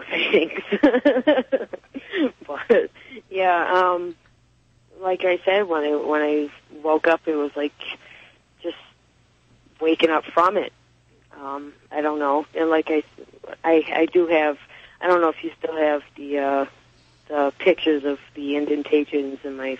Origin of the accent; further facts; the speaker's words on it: Athens, Ohio, United States; moved away; also born or lived in Bridgewater, Massachusetts / Lakeville, Massachusetts; When I grew up in Ohio, I lived a lot of part of my life in Ohio, Athens, Ohio